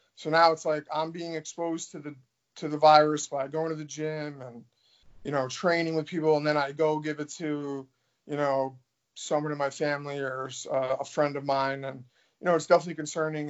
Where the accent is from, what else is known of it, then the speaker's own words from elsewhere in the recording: New York, United States; also born or lived in Milwaukee; now in Florida, United States; I'm from New York